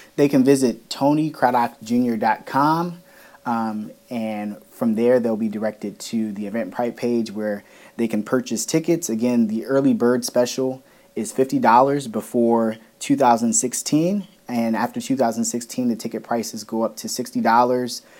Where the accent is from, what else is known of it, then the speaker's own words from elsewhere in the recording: Woodbridge, Virginia, United States; Woodbridge, Virginia, my hometown